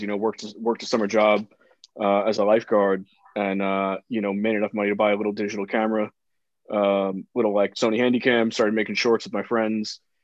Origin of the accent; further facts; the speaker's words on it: New York City, New York, United States; I grew up in New York City. I grew up in the Bronx